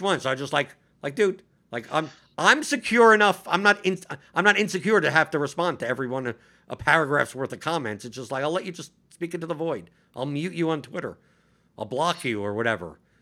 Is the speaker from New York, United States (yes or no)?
yes; New York, United States; I'm just a New Yorker.